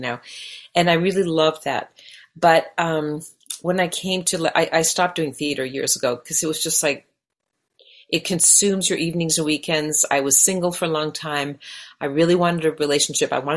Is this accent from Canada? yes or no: yes; Canada; first language Hungarian; English is a second language; moved away as an adult; now in Los Angeles, United States; I grew up in Canada and I was born there.